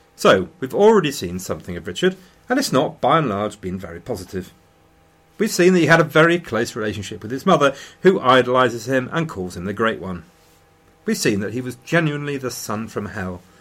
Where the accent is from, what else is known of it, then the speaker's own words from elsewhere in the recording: Loughborough, East Midlands, United Kingdom; published in my hometown.